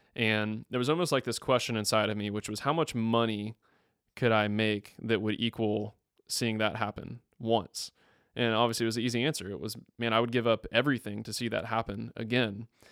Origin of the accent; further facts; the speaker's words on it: Tallahassee, Florida, United States; moved away as an adult; also born or lived in Mississippi; I'm from Tallahassee, Florida.